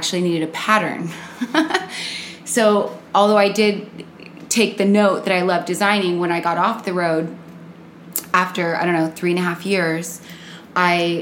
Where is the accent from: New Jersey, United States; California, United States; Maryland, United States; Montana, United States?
California, United States; Costa Mesa; moved away as an adult; now in Los Angeles, United States; I'm from Orange County. I grew up in Costa Mesa.